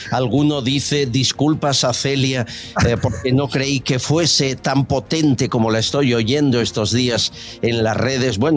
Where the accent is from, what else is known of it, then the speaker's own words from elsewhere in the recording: Madrid, Community of Madrid, Spain; Yo nací aquí, en Madrid. En Madrid.